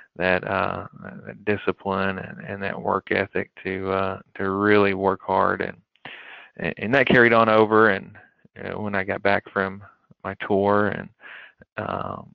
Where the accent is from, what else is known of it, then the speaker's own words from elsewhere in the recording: McKee, Kentucky, United States; I grew up in Eastern Kentucky, a small area, Jackson County, as most people know, the McKee area, and is a very small town